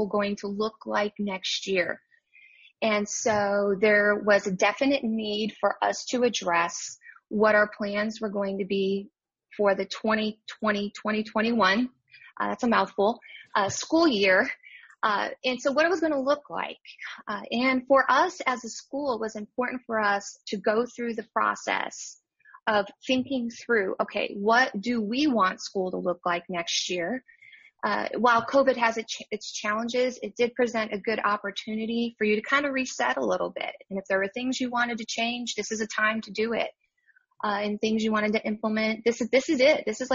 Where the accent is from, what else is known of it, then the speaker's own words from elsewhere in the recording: Chicago, Illinois, United States; moved away as an adult; now in Weatherford, United States; I'm originally from Chicago, and now I am in Weatherford, Texas